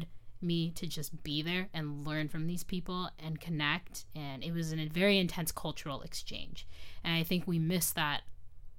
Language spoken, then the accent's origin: English; United States; also born or lived in Morocco; weird American girl